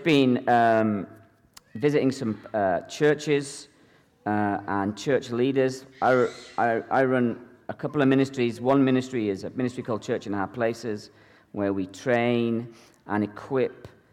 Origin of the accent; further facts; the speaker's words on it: Ireland; now in Edinburgh, United Kingdom; I'm originally from Ireland, actually, the Republic of Ireland, but I've been a pastor in Edinburgh, Scotland for the last 17 years